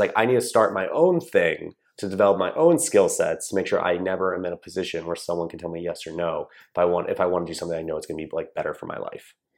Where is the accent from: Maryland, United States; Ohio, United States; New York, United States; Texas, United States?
Maryland, United States; Columbia; I grew up in a town called Columbia, Maryland, which is right in between Baltimore and D C